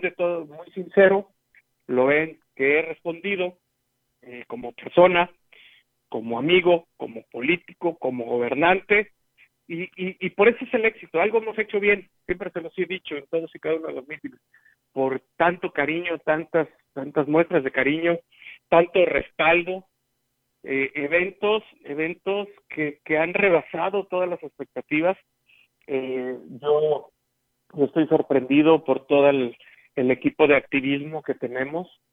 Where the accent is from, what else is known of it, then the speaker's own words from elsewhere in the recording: Huehuetlán, San Luis Potosí, Mexico; mi pueblo